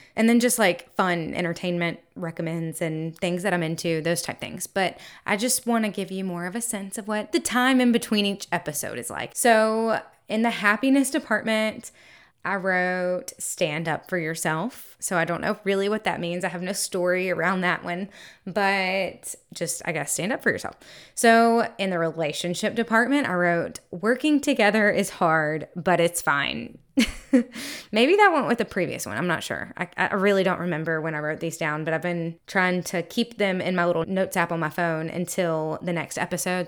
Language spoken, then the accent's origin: English; the South, United States; I am from the South, so we have Mardi Gras balls down here